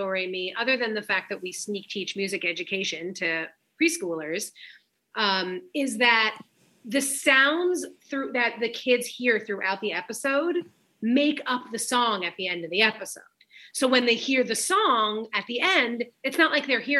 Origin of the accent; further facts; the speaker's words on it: New York, United States; I'm from New York.